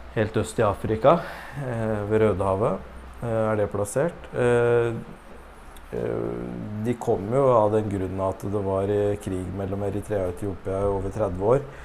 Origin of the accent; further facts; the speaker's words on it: Norway; Vi er født i Norge